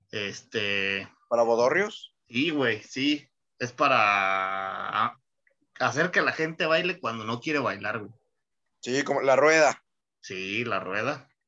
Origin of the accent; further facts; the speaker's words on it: Mexico City, Mexico; Eso que yo vengo de Chilangolandia, carnal.